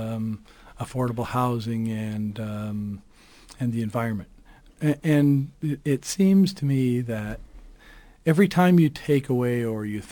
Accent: London, Ontario, Canada; I grew up in East London

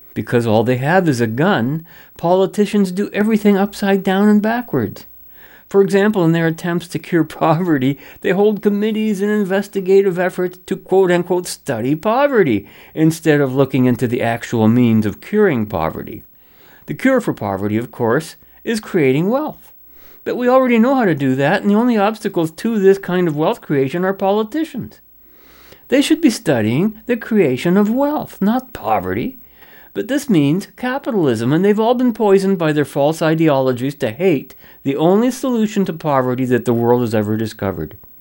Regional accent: Canada; I'm a Canadian

